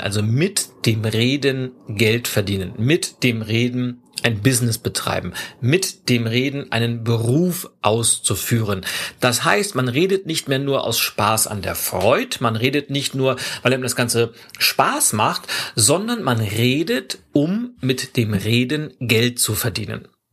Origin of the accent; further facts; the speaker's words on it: Lübeck, Schleswig-Holstein, Germany; Lübeck, meiner Heimatstadt